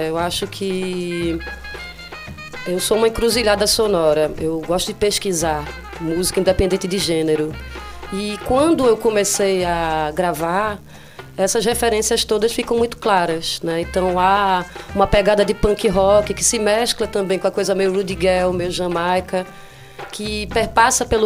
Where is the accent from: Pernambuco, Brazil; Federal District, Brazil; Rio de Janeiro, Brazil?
Pernambuco, Brazil; Olinda; Cara, eu fui criada em Olinda e tem muito maloqueiro lá